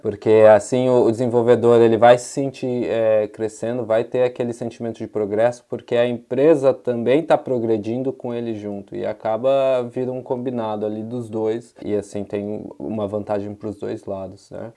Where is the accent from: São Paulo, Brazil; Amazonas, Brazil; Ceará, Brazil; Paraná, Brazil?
São Paulo, Brazil; now in Utrecht, Netherlands; Eu sou, eu sou originalmente de São Paulo. Eu moro aqui em uma cidadezinha de, de Utrecht, aqui na Holanda